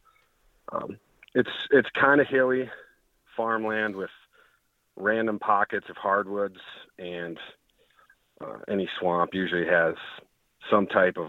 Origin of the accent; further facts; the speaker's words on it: Michigan, United States; I'm from Northern Michigan.